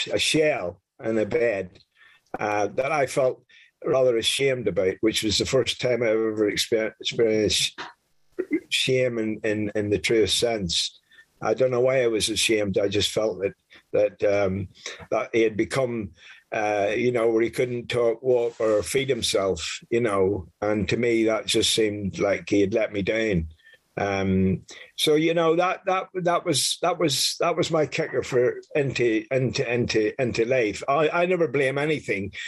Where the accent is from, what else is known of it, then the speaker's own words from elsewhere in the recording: Northern Ireland, United Kingdom; now in France; I was born in Northern Ireland in the early 50s